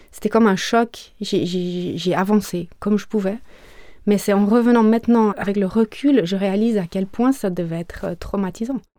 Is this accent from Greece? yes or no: yes; Greece; born there; Je viens d'une fratrie de quatre enfants. Je suis née en Grèce.